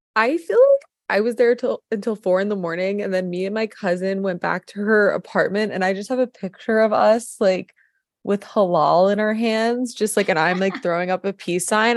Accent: New York, United States; moved away as an adult; also born or lived in Colorado; now in Los Angeles, United States; my background, I'm from New York

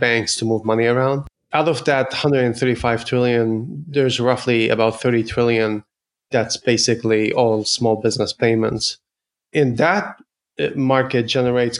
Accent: Ottawa, Ontario, Canada; now in San Francisco, United States; I'm based in San Francisco in the Bay Area, but I'm Canadian from Ottawa

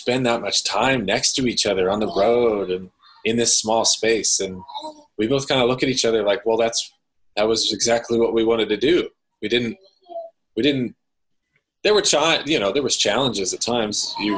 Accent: Midwest, United States; now in Washington, United States; we both transplanted out into this area from where we grew up in the Midwest

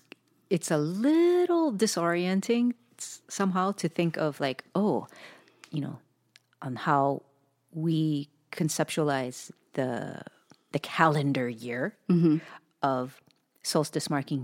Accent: Hawaii, United States; growing up in Hawaii.

